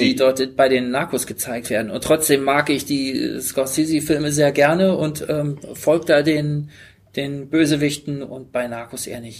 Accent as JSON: {"language": "German", "region": "Bremen", "country": "Germany", "tie": "born there", "said": "Ich bin in Bremen geboren."}